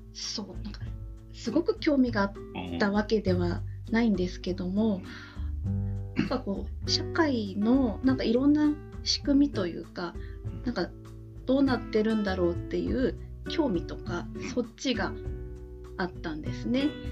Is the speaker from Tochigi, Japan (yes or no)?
yes; Tochigi, Japan; 地元が栃木なので、まあ、そこであの働いてたんですけども